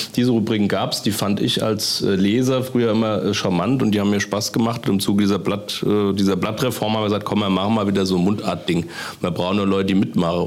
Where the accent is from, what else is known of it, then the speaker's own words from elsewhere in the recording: Kloppenheim, Hesse, Germany; in Kloppenheim, also wo ich herkomme